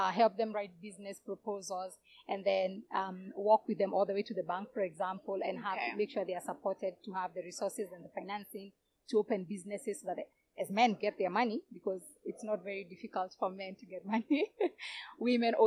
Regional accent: Kenya; my experience as Kenyan.

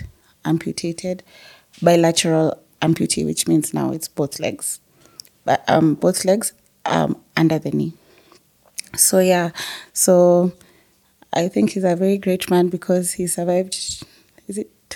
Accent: Nairobi, Kenya; we grew up in South Sea

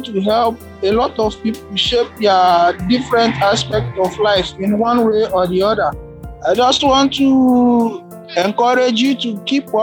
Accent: Bayelsa, Nigeria; now in Dubai, United Arab Emirates; I'm from Bayelsa State, but I'm a resident of Dubai, United Arab Emirates

